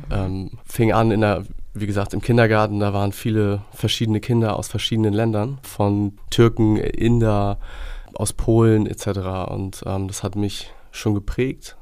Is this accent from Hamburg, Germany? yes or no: yes; Hamburg, Germany; bin gebürtiger Hamburger und halb Deutsch, halb Gambianer, also väterlicherseits Gambianer